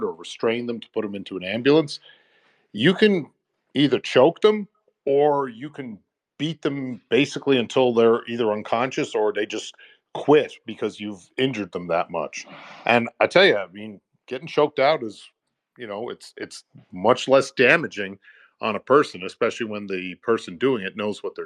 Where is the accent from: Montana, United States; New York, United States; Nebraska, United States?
New York, United States; New York City; I grew up in New York City